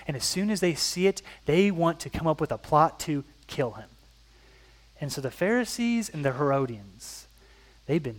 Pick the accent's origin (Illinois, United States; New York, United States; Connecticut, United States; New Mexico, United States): Illinois, United States; I come from Illinois, an Illinois politician